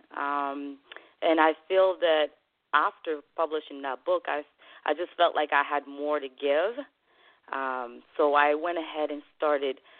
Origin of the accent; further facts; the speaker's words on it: Côte d’Ivoire; English is a second language; moved away as an adult; also born or lived in Guinea; now in United States; I was born in West Africa, Guinea, and raised nice. in Ivory Coast